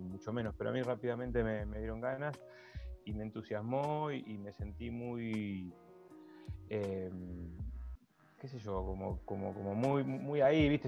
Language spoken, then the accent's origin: Spanish; La Plata, Buenos Aires Province, Argentina; yo soy platense y aquí formé